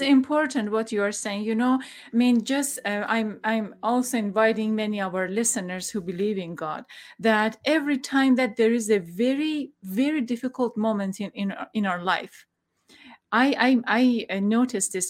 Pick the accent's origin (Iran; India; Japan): Iran; I'm from Iran